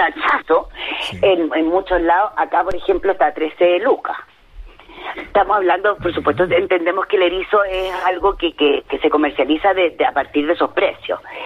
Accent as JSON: {"language": "Spanish", "country": "Chile", "said": "los clientes somos chilenos también"}